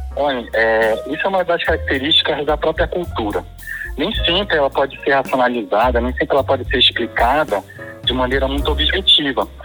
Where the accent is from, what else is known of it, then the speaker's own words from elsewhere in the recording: Pará, Brazil; a minha identidade enquanto paraense